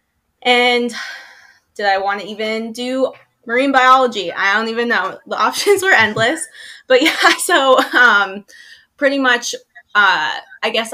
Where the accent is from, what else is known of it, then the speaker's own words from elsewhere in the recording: Los Angeles, California, United States; I am from Los Angeles, California